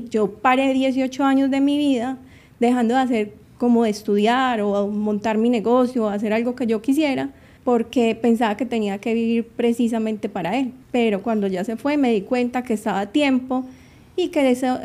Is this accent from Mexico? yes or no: no; Antioquia, Colombia; also born or lived in New York; Sí, mi familia es colombiana, nací en Nueva York y a los dos años me llevaron para Colombia. Viví allá hasta los ocho años y regresé a los Estados Unidos. Y volví, me regresé para Colombia, mejor dicho. Yo crecí allá y acá, allá y acá.